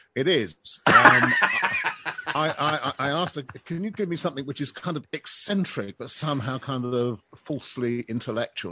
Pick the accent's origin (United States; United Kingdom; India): United Kingdom; I'm a Brit